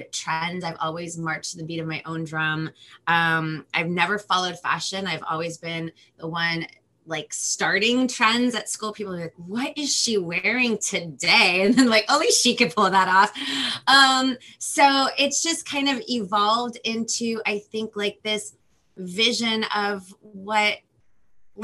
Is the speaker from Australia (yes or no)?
no; Los Angeles, California, United States; first language Spanish; English is a second language; I'm from Los Angeles, California